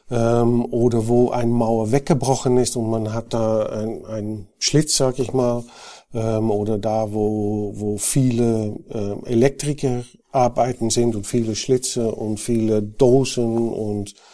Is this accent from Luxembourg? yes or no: no; Netherlands; now in Germany; die hören bestimmt, dass ich kein gebürtiger Bayer bin. Ich bin Holländer, ähm, war auch bei Knauf in Holland tätig